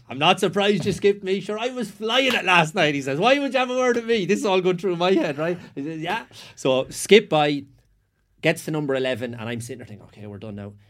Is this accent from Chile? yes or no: no; Sligo, Connacht, Ireland; I was from Sligo